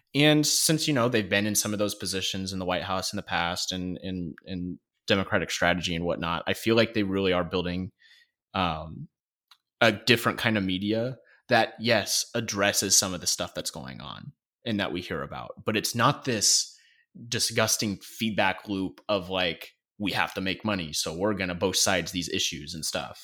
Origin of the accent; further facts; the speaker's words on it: United States; we as the American people